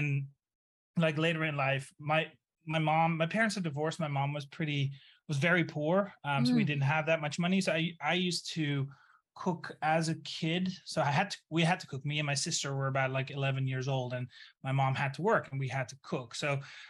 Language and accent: English; Netherlands; also born or lived in Brooklyn, New York; now in New Orleans, United States; I'm originally from the Netherlands, hence the weird name